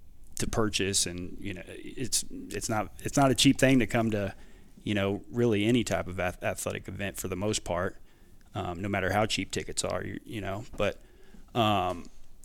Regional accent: Jefferson City, Missouri, United States; moved away as an adult; also born or lived in Delaware / Wyoming / El Paso, Texas; now in Denton, United States; born and raised in Jefferson City, Missouri

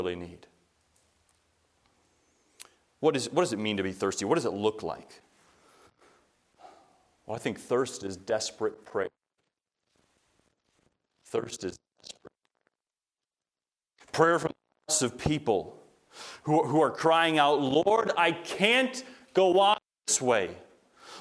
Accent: United States; we as American believers

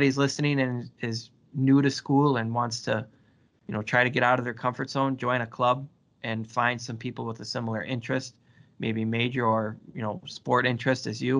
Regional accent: Crandon, Wisconsin, United States; I'm originally from the Northwoods of Wisconsin. If anybody's familiar with it, it's a small town called Crandon

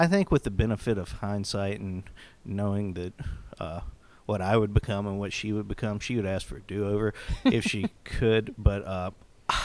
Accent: Cedar Hill, Tennessee, United States; I'm from Cedar Hill, Tennessee

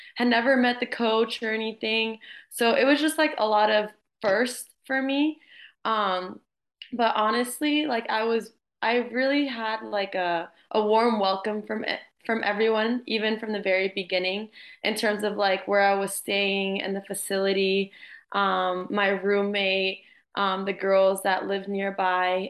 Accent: Jacksonville, Florida, United States; also born or lived in Miami; I'm from Jacksonville. I played here at the club Armada um, all my years through elementary, middle, and high school

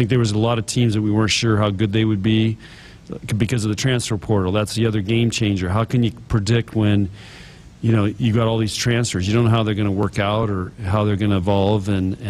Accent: San Diego, California, United States; now in Midwest, United States; You know, we grew up in San Diego, and one of the reasons your mom and I moved to the Midwest was to have four seasons, because we really like the four seasons.

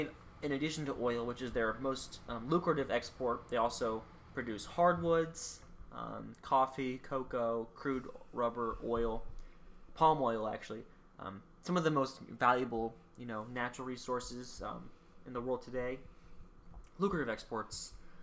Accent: Mobile, Alabama, United States; I'm from Alabama. If someone, actually, people, this is an actual, like, correlation. So, New Orleans is the Big Easy. People call where I'm from, Mobile, the Little Easy.

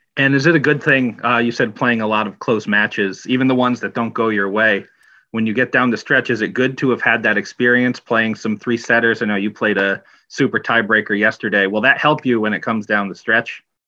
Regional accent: Wallingford, Connecticut, United States; we're both from Wallingford, Connecticut.

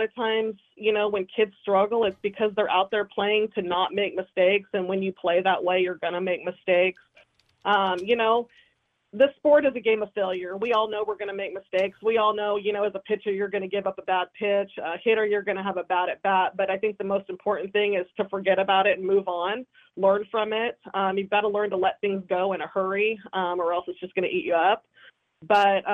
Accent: Corvallis, Oregon, United States; moved away; growing up in Corvallis

